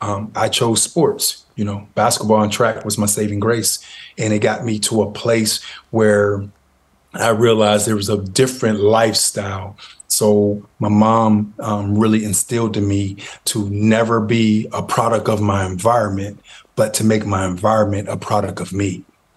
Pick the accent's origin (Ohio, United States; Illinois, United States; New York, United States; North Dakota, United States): Ohio, United States; Youngstown; I was born and raised in Youngstown, Ohio, grew up in Westlake Projects.